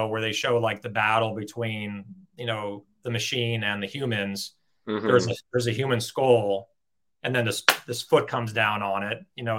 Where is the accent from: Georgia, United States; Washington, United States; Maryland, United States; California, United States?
California, United States; Los Angeles; I grew up in Los Angeles, and I still live in Los Angeles.